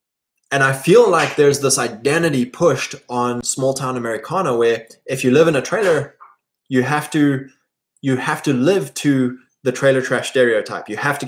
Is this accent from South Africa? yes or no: yes; South Africa; where I grew up in South Africa was really great because we were so rural and so isolated. It was a very stable community with generational handovers of land and businesses.